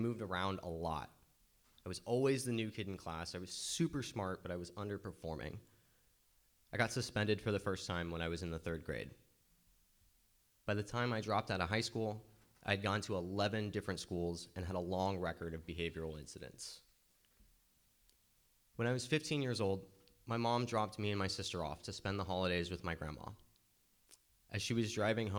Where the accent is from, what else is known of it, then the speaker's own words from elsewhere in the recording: Walnut Creek, California, United States; also born or lived in Berkeley, California; I was born in Walnut Creek.